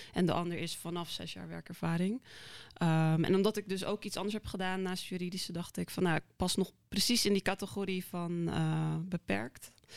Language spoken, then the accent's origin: Dutch; Krimpen aan den IJssel, South Holland, Netherlands; also born or lived in South Korea; Opgegroeid in Krimpen IJssel. Dus gewoon een klein ja, dorp vlakbij Rotterdam.